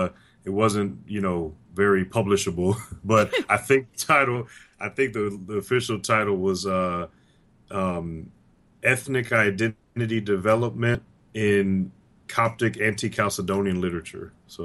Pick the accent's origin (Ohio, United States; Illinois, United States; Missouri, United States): Missouri, United States; St. Louis; moved away as an adult; I'm born and raised in St. Louis, Missouri, and that's actually where I have just returned to recently.